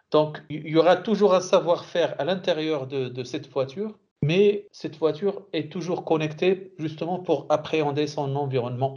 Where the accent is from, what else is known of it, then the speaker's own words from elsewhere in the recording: Morocco; now in Saudi Arabia; en tant que Marocain